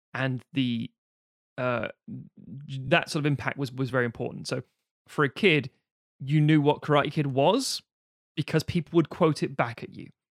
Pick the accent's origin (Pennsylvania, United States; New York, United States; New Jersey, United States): New Jersey, United States; I was just a young man growing up in New Jersey